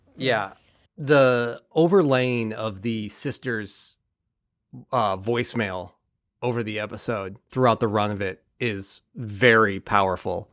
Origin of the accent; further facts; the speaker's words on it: Bay Area, California, United States; I grew up in the Bay Area in California